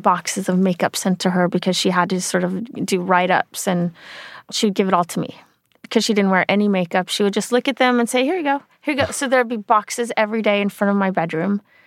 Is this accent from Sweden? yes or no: yes; Sweden; moved away; I grew up in Sweden